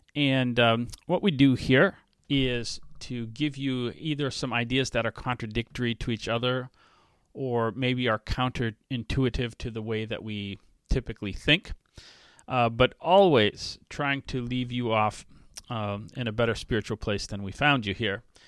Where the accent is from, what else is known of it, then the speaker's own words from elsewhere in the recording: New England, United States; now in Waukesha, United States; I grew up in New England in the seventies and eighties